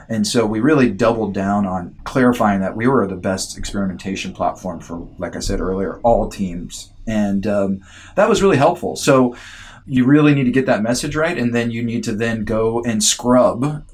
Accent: United States; moved away as an adult; now in Canada; I'm an American, by the way. I also just became a Canadian citizen

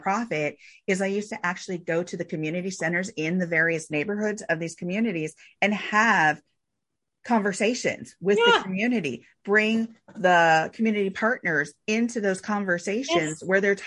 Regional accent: Bay Area, California, United States; growing up in California, looking around the Bay Area

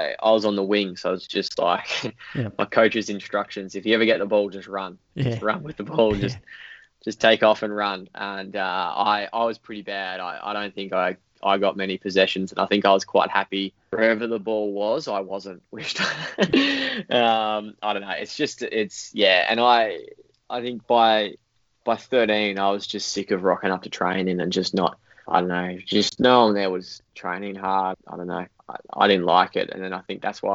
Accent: Bendigo, Victoria, Australia; also born or lived in Colac; I was born in Colac, but luckily we moved out of Colac when I was five, and moved up to Bendigo.

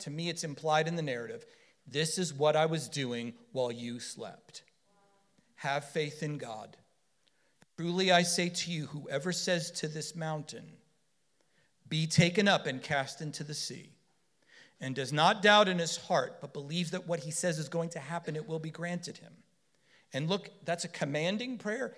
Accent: Florida, United States; we're from Florida

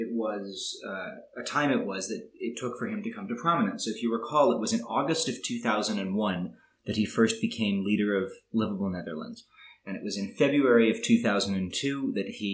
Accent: United States; I come from America

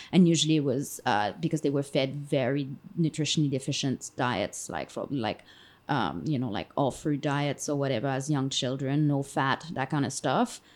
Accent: Canada; moved away; as a Canadian

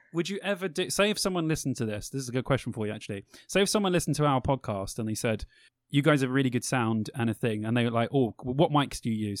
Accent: England, United Kingdom; we're British

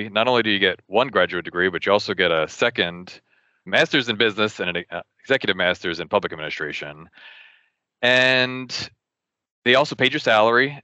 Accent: New Jersey, United States; I was born and raised in New Jersey

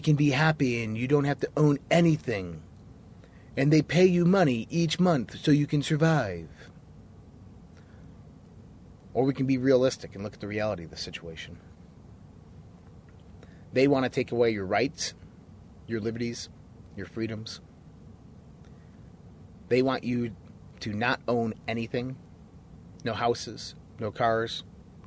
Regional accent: United States; us as American citizens

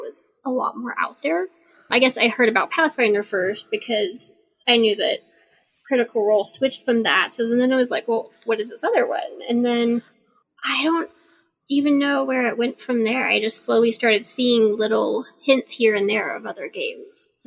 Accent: Deep South, United States; I grew up in the Deep South

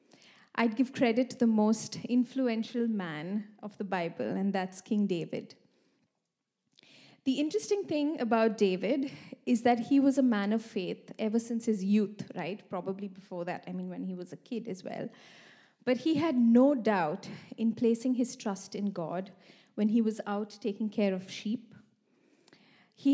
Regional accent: India; moved away as an adult; also born or lived in Sweden; now in Malmö, Sweden; I've been living here for the past 5 years in Sweden. I come from India

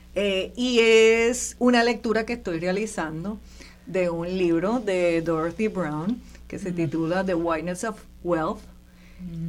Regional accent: Puerto Rico; los puertorriqueños y las puertorriqueñas que vivimos aquí

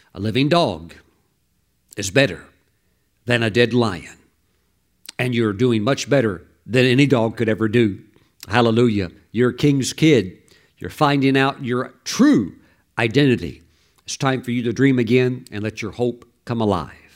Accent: Mississippi, United States; I grew up very poor in Mississippi

